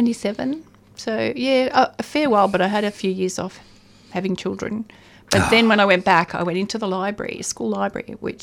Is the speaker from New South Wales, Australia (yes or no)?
no; Melbourne, Victoria, Australia; also born or lived in Dartford, England; I came from Holy Family in Dufton.